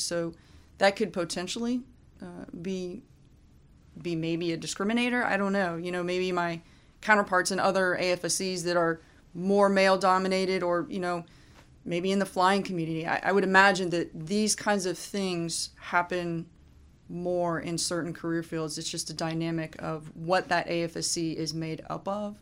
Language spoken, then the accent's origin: English; Fairborn, Ohio, United States; moved away as an adult; Fairborn, Ohio is my hometown, and I went, went to school K through twelve